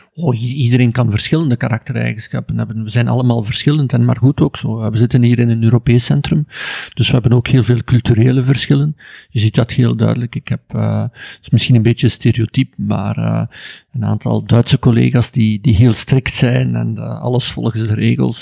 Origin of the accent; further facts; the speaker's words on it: Ghent, Flanders, Belgium; ik ben opgegroeid in Gent, eh, in Ledenberg, een kleine deelgemeente van Gent